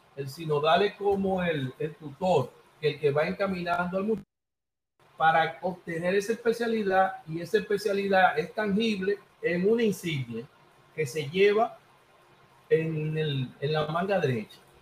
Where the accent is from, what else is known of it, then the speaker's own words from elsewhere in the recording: Santo Domingo, Distrito Nacional, Dominican Republic; moved away as an adult; now in Villa Mella, Dominican Republic; soy de Villa Consuelo y ahora estoy residiendo en Villamella.